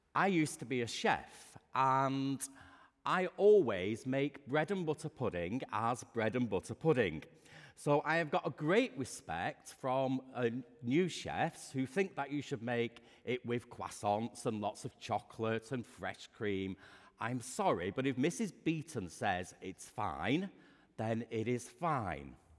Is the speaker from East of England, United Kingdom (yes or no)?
no; Lancashire, North West England, United Kingdom; I grew up in Lancashire